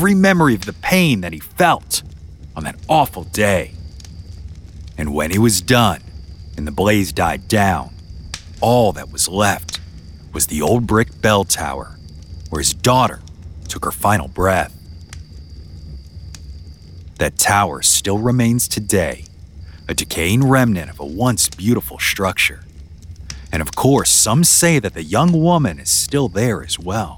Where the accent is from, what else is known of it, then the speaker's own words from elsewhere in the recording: Louisiana, United States; my home state. There's this small, unincorporated community there known as Taylortown.